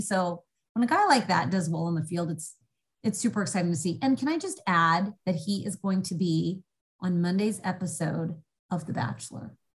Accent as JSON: {"language": "English", "town": "Indianapolis", "region": "Indiana", "country": "United States", "tie": "born or raised there", "said": "I grew up in Indianapolis"}